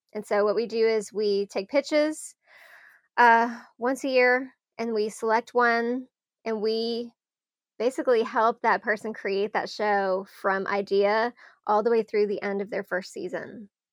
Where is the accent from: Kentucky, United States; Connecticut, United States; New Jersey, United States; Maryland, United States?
Kentucky, United States; Louisville; I'm from Louisville